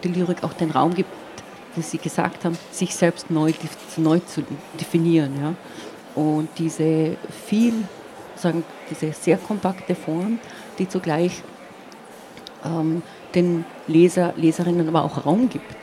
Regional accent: Eisenkappel, Carinthia, Austria; first language Slovene; German is a second language; moved away; also born or lived in United States; ich bin zweisprachig aufgewachsen, wobei ich auch sagen müsste, zu den Zeiten, als ich geboren wurde, war eigentlich die, dieses Tal, wo ich geboren wurde, im Prinzip slowenisch

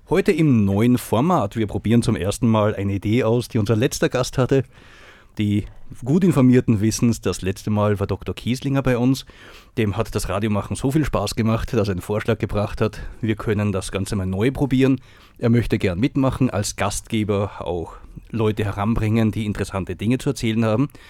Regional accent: Tamsweg, Salzburg, Austria; born there; Ich bin gebürtiger Tamsweger, also

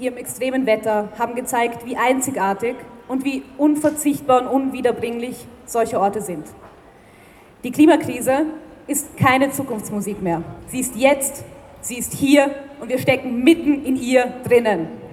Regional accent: Vienna, Austria; Ich bin Wienerin und wenn man in einer so großen Stadt aufwächst

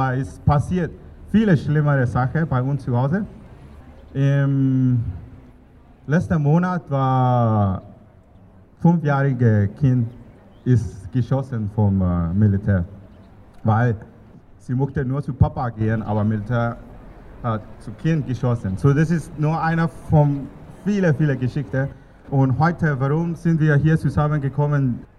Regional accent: Yangon, Yangon Region, Myanmar; born there; German is a second language; Ich bin in Yangon geboren.

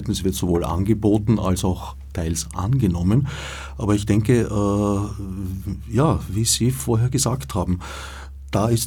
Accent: Vienna, Austria; ich bin am Stadtrand von Wien aufgewachsen, in einem Umfeld, das durchaus noch dörflich war zu diesem Zeitpunkt.

